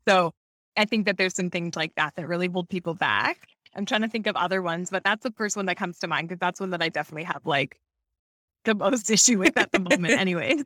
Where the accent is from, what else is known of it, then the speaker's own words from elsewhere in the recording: Canada; moved away as an adult; also born or lived in Hamilton, Ontario; we're originally from Canada, like, we started our business in Hamilton, which is small town outside of Toronto